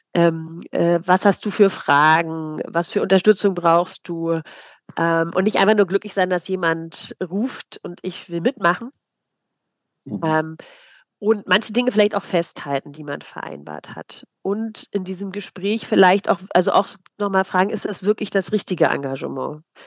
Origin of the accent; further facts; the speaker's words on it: East Germany, Germany; ich komme aus der DDR-Kirche